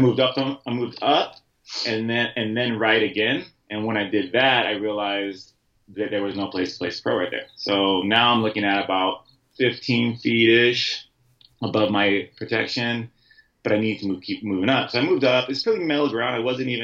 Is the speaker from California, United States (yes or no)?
yes; San Diego, California, United States; I'm from San Diego